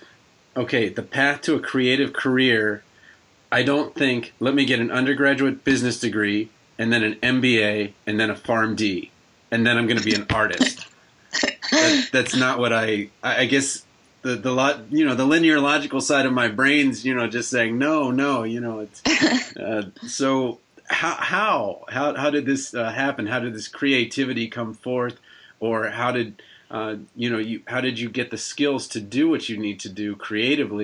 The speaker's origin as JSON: {"language": "English", "region": "Maryland", "country": "United States", "moved": "yes", "lives_now": "Iowa, United States", "said": "I'm from Maryland, and I'm in Iowa"}